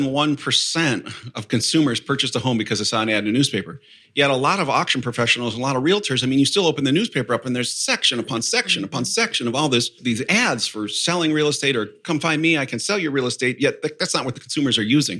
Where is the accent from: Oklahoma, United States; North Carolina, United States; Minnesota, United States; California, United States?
Minnesota, United States; Rochester; I'm from Rochester, Minnesota